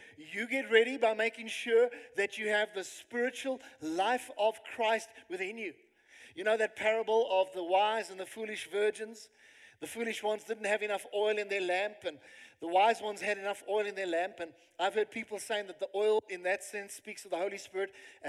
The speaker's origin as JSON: {"language": "English", "country": "South Africa", "said": "you can actually these days put on your CV that I have lived in South Africa, you know? Hardcore, I'm a South African."}